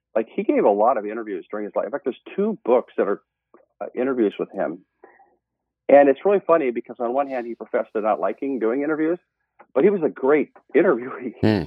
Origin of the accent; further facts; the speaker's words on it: Montana, United States; moved away as an adult; also born or lived in Oregon; now in Eugene, United States; I was originally born and raised in Montana